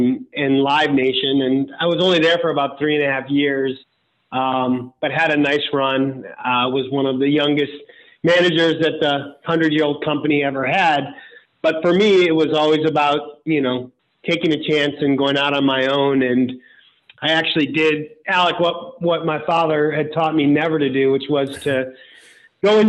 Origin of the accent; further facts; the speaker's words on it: Cleveland, Ohio, United States; moved away; also born or lived in New York City; where I grew up in Cleveland